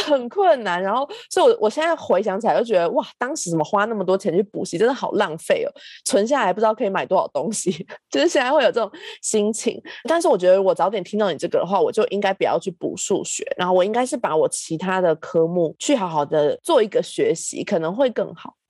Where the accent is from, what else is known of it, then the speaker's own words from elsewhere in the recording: Changhua County, Taiwan; 我是中部来的小孩嘛